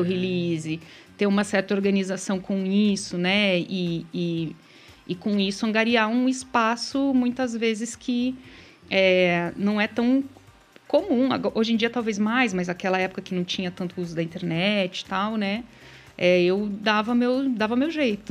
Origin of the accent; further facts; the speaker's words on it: Vitorino, Paraná, Brazil; eu nasci em Vitorino, tem 5 mil habitantes